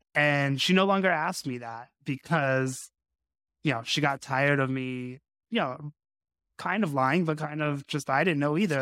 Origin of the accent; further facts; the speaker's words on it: Las Vegas, Nevada, United States; I grew up in Las Vegas, uh, which is, you know, the fight capital of the world